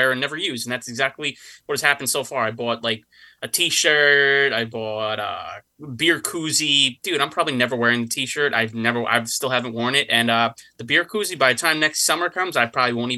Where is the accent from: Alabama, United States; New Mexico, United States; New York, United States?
New York, United States; as a New Yorker